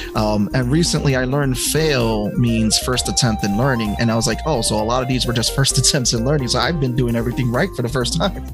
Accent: New York City, New York, United States; also born or lived in Georgia; growing up in the Bronx, um, in the late '80s, early '90s

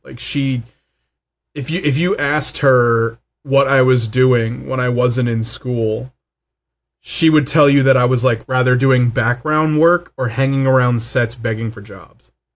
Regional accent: Los Angeles, California, United States; also born or lived in Van Nuys; Van Nuys will always be home. Like, I was born in Panorama City

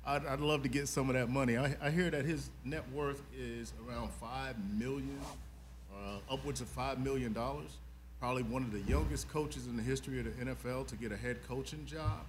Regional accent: South Carolina, United States; now in Atlanta, United States; live in Atlanta, originally from South Carolina

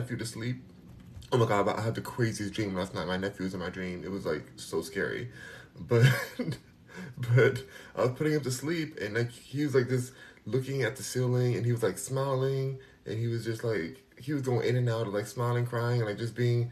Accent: United States; I'm American.

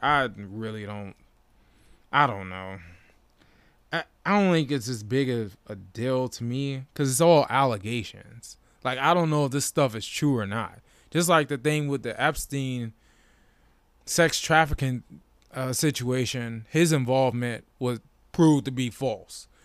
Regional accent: Washington, District of Columbia, United States; born or raised there

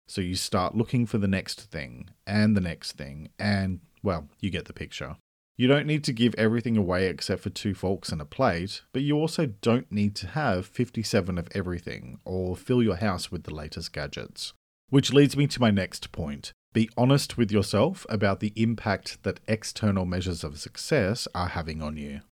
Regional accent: Australia; I'm an Australian writer and speaker

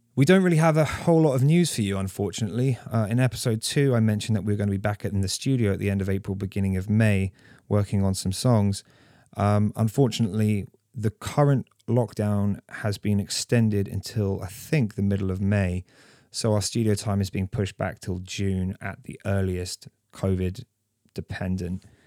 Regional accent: Canterbury, South East England, United Kingdom; now in Ontario, Canada; back to my hometown of Canterbury

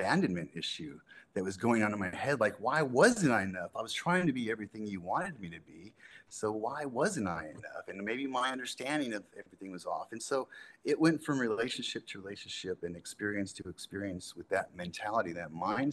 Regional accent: Southern California, United States; I grew up in Southern California

